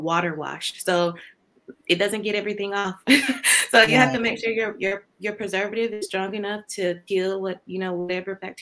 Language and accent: English; Georgia, United States; I'm from Georgia, very small town in Georgia, and I got my bachelor's in chemistry degree from Valdosta State University